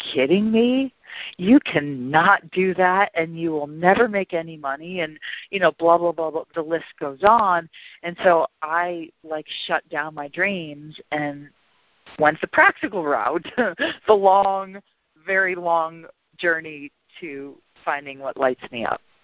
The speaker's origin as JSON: {"language": "English", "town": "Milwaukee", "region": "Wisconsin", "country": "United States", "tie": "born or raised there", "also_born_or_lived": "South America", "said": "I was born and raised in Milwaukee, and when I got out of college and left South America, I went back there"}